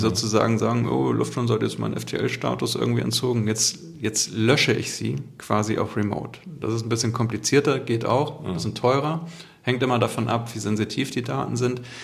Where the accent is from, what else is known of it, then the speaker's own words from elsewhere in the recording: Hamburg, Germany; ich komme ja aus Hamburg und haben unser hanseatisches Understatement